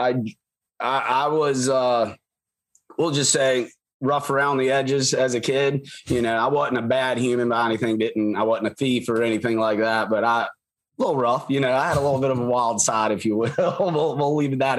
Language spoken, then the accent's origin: English; Shenandoah Valley, Northern Virginia, United States; moved away; I grew up in Virginia. Actually right there in that, where outside, it's Northern Virginia, but mm-hmm. not the DC part